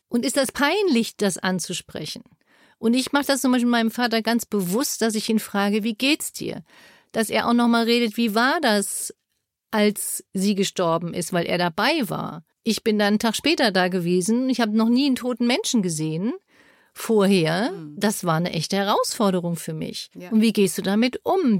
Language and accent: German; Germany; bei uns in Deutschland